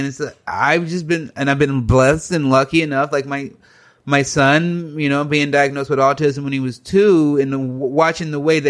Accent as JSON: {"language": "English", "country": "United States", "said": "I'm a grown adult. I'm an American."}